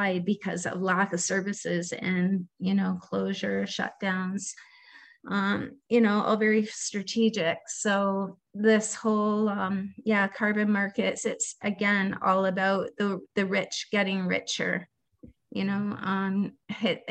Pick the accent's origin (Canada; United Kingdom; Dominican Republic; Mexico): Canada; I'm Canadian